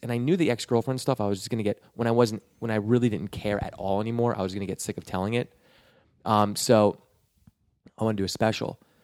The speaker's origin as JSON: {"language": "English", "area": "Westchester", "region": "New York", "country": "United States", "moved": "as an adult", "lives_now": "Los Angeles, United States", "said": "I'm from Westchester"}